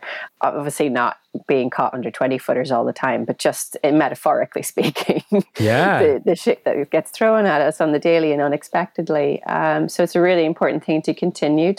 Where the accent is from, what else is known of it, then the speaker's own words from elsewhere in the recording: Ireland; white scrawny kid from Ireland